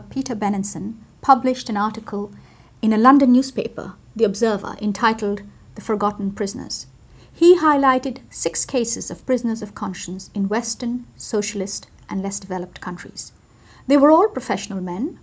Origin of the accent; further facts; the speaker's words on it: Bangladesh; moved away; I was born in a poor country. And growing up in Bangladesh